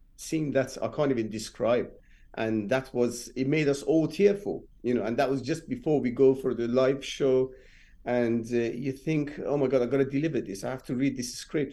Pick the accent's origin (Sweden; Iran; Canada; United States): Iran; Rasht, Gilan; English is a second language; moved away as an adult; also born or lived in Tehran, Iran; now in London, United Kingdom; I'm been born and bred in Iran, and I moved to England when I was 23